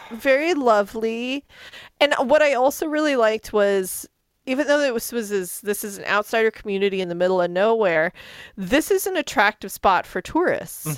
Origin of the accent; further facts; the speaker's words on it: Albuquerque, New Mexico, United States; I grew up in Albuquerque